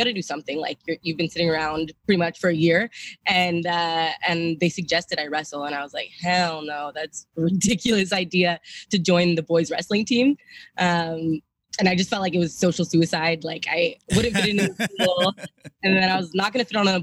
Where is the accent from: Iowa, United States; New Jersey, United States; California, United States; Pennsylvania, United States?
California, United States; I grew up doing judo in California